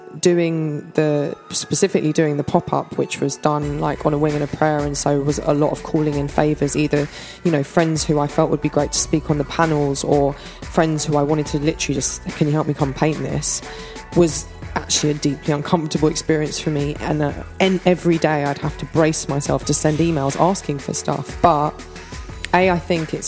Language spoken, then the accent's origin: English; London, United Kingdom; moved away as an adult; now in Los Angeles, United States; I moved to LA when I was 24 and have sort of always just been quite nomadic by nature, even though I grew up in London